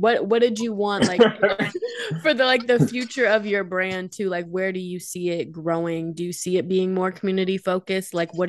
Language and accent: English; Davenport, Iowa, United States; I grew up on the Davenport side